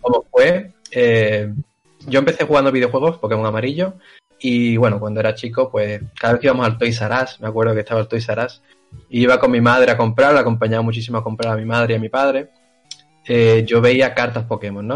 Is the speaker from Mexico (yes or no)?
no; Seville, Andalusia, Spain; yo soy de Sevilla